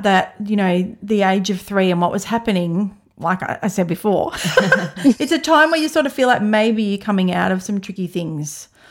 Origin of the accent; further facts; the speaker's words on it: Ferntree Gully, Victoria, Australia; I was in Ferntree Gully, so I'd always say, oh, the Dandenongs.